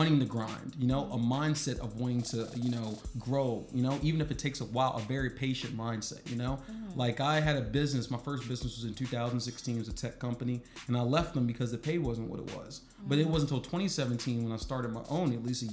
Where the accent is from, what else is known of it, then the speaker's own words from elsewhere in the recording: Baltimore, Maryland, United States; I'm from Baltimore